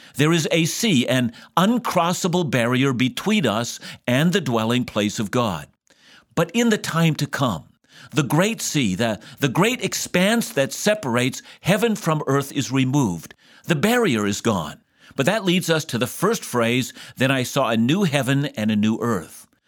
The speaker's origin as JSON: {"language": "English", "town": "Vancouver", "region": "British Columbia", "country": "Canada", "said": "I'm from Vancouver"}